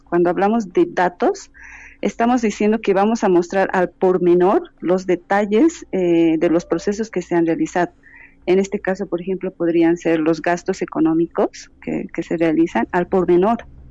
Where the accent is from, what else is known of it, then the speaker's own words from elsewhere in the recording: Bolivia; yo soy boliviana y desde mi, desde mi país